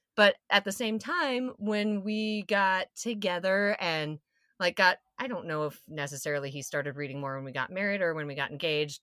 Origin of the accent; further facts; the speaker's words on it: South Dakota, United States; I'm from South Dakota